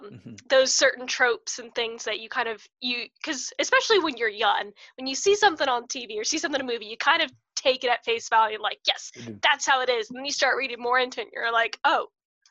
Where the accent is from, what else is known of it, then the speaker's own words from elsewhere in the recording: United States; family, we come from the States